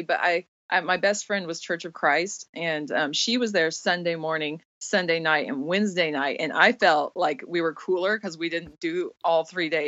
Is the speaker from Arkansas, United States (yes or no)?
yes; Fayetteville, Arkansas, United States; also born or lived in Fort Collins, Colorado / Oklahoma; I grew up in Arkansas, mostly. I was born in Fort Collins, Colorado